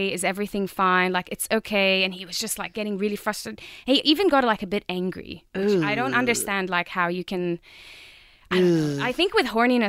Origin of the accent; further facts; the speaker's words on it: Jordan; I'm from Jordan. Knows. Yes, it's in the Middle East if you don't know where it is.